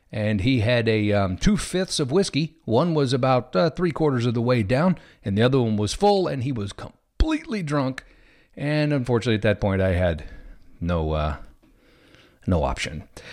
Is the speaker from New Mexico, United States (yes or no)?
no; Missouri, United States; moved away; I'm actually originally from Missouri